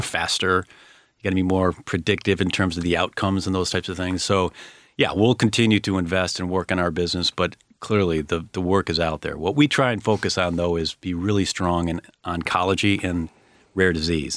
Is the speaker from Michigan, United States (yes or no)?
no; Chicago, Illinois, United States; I grew up in Chicago, uh, real estate family